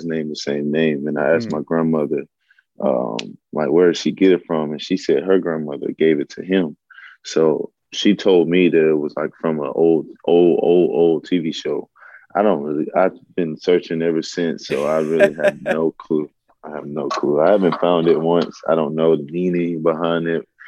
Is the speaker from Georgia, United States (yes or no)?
yes; Athens, Georgia, United States; I grew up in Athens, Georgia